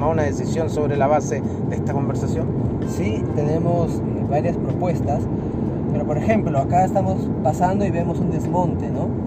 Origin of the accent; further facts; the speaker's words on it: Chiclayo, Lambayeque, Peru; yo nací en Chiclayo. O sea, yo amo esta tierra